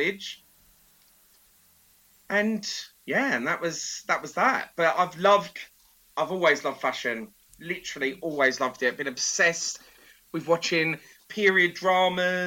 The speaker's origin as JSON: {"language": "English", "area": "Essex", "region": "East of England", "country": "United Kingdom", "said": "I'm from Essex. Hun culture is in us, in our blood."}